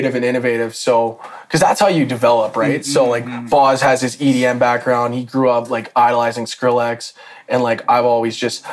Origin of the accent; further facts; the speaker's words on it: Calgary, Alberta, Canada; we were born and raised in Calgary.